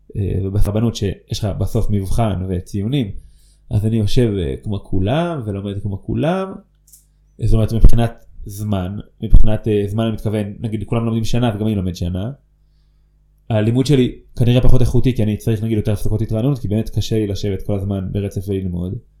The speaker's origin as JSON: {"language": "Hebrew", "town": "Ofra", "region": "West Bank", "country": "Israel", "tie": "born or raised there", "also_born_or_lived": "Netzarim", "said": "בסוף כיתה א' שלי עברנו ליישוב עופרה"}